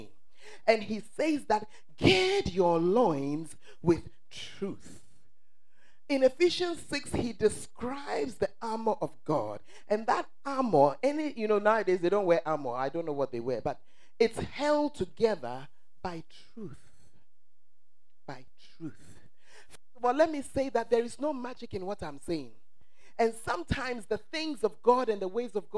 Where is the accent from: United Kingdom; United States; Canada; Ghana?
Ghana; the truth of us as Ghanaians